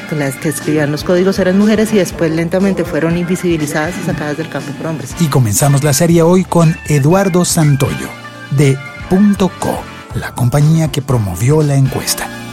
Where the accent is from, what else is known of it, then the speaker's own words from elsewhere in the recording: Colombia; soy colombiano